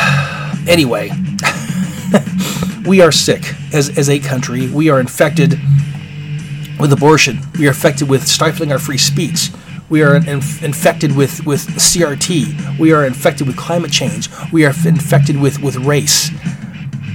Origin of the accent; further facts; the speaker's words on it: Alaska, United States; growing up in Alaska